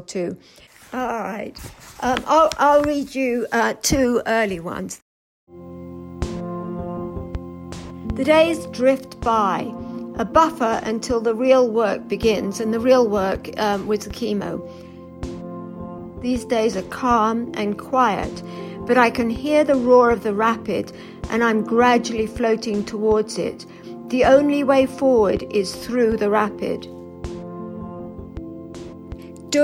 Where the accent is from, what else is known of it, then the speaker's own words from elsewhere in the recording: England, United Kingdom; now in Ogden, United States; I come from England, but I live in Ogden, Utah, in the U.S.